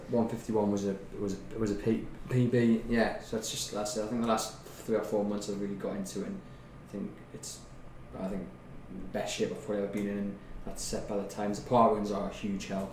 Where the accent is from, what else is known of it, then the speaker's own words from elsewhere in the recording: Newcastle upon Tyne, North East England, United Kingdom; growing up in Newcastle